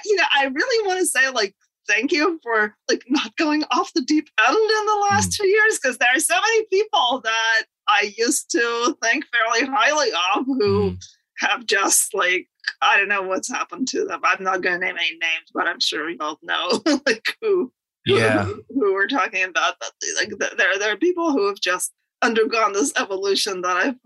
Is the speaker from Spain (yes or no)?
no; Moscow, Russia; moved away as an adult; now in United States; born in the Soviet Union in Moscow. I actually wrote a book about my childhood called Growing Up in Moscow.